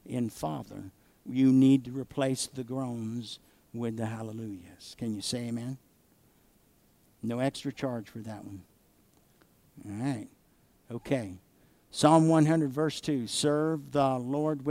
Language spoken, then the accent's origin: English; the South, United States; I grew up in the South where oak trees grow